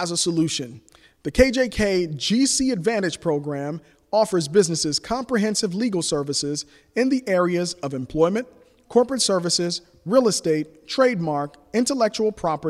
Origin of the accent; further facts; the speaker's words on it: Liberia; now in Columbus, United States; I am originally from Liberia.